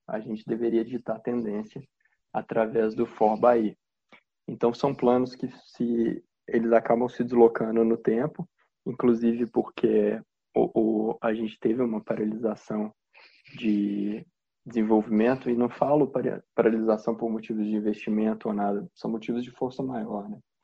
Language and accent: Portuguese; Belo Horizonte, Minas Gerais, Brazil; moved away; eu sou de Belo Horizonte, minha mãe continua morando lá